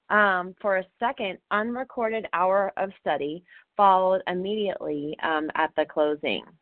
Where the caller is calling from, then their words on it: Florida, United States; from Florida.